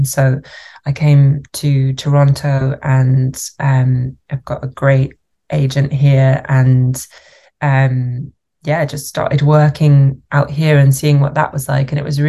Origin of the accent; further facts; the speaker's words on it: United Kingdom; moved away as an adult; now in Canada; as a British actor, then also working in Canada.